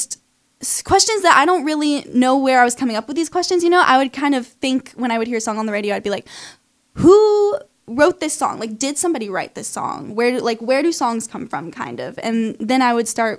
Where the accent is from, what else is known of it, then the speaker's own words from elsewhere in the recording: Temple Terrace, Florida, United States; moved away as an adult; now in Nashville, United States; I'm from a little like suburb of Tampa called Temple Terrace